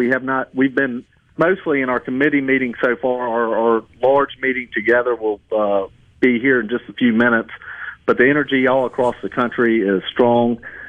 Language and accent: English; Mississippi, United States; Well, I'm a boy from South Mississippi, so it's not my kind of weather.